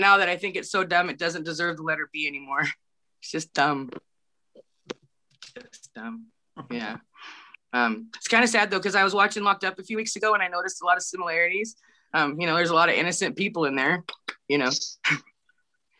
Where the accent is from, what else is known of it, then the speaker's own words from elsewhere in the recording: Humboldt County, California, United States; I come from Humboldt County